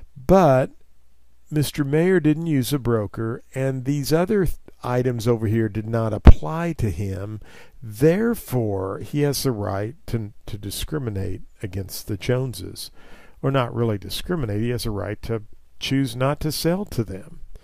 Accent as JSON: {"language": "English", "region": "Missouri", "country": "United States", "tie": "born or raised there", "said": "as a young child in my hometown in Missouri"}